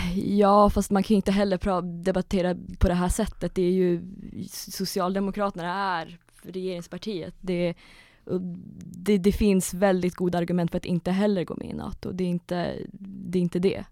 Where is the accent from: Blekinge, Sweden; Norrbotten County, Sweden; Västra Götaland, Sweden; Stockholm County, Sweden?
Norrbotten County, Sweden; Kiruna; moved away; jag är ju från Kiruna ursprungligen, så jag började skriva på Kiruna-tidningen som 14-åring